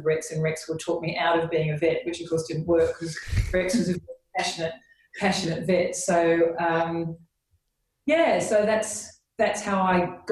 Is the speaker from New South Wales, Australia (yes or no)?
yes; Sydney, New South Wales, Australia; born or raised there; moved away as an adult; now in United Kingdom